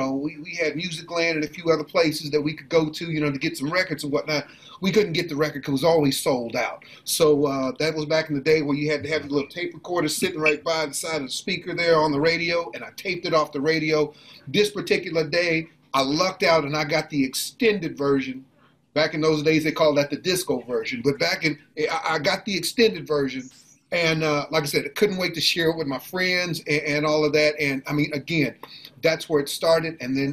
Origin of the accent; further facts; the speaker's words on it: Midwest, United States; I'm from the Midwest, so my little hamlet, we didn't have that East Coast thing